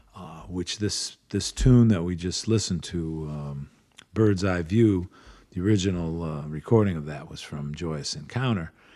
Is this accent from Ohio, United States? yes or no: yes; Cleveland, Ohio, United States; growing up around Cleveland